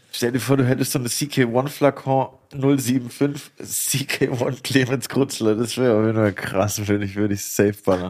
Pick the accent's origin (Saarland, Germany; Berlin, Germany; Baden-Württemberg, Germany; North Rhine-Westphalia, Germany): Baden-Württemberg, Germany; moved away; der hat einen Weinberg äh, zwei Dörfer weiter, wo ich aufgewachsen bin